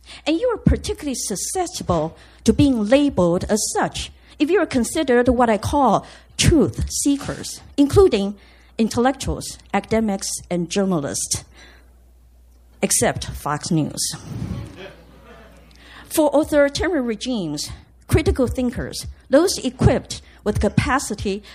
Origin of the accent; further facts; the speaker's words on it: Taiwan; moved away as an adult; I grew up in Taiwan, coming of age in the 70s and 80s